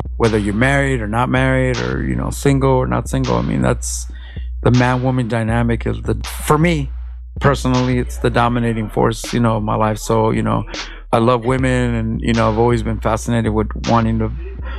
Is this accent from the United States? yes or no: yes; Los Angeles, California, United States; moved away as an adult; now in Long Beach, United States; I'm an LA underground hip-hop artist, and we're currently in Long Beach, California. I'm from Mid-City, but I've been in Long Beach for a couple years now.